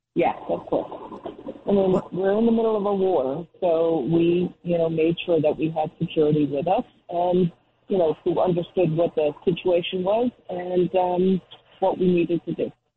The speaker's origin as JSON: {"language": "English", "area": "Rockland County", "region": "New York", "country": "United States", "tie": "born or raised there", "also_born_or_lived": "Brooklyn, New York", "said": "I grew up in Rockland County, New York, so I grew up about 30 miles, 20, 30 miles up from New York City"}